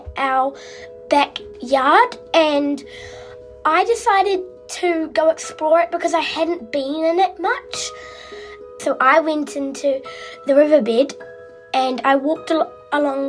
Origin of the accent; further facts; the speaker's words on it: Christchurch, Canterbury, New Zealand; from Christchurch in New Zealand